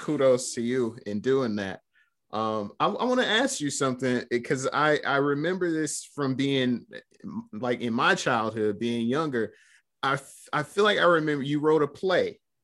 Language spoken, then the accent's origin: English; Flint, Michigan, United States; you mentioned Flint. That's, that's where we're both born and raised